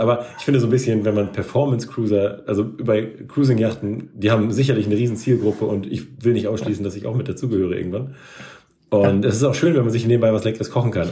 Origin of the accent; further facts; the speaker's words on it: Northern Germany, Germany; als Norddeutscher